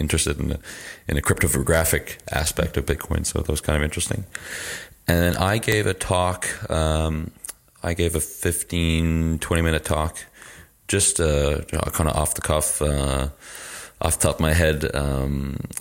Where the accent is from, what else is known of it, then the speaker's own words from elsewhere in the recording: Canada; now in Lille, France; I'm a Canadian user experience designer and developer and based in Lille, France